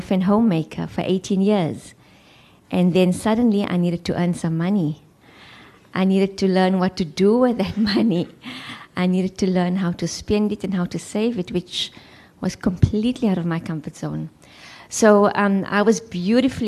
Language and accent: English; Johannesburg, Gauteng, South Africa; moved away as an adult; now in Cape Town, South Africa; I am from Johannesburg. I trained as a social worker